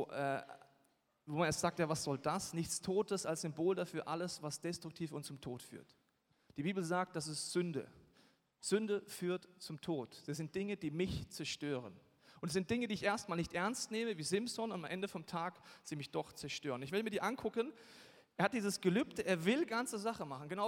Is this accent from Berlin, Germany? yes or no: no; Bavaria, Germany; Und ich komme aus Bayern, da hat man gewisse Probleme, wenn man kurz keinen Alkohol trinken will.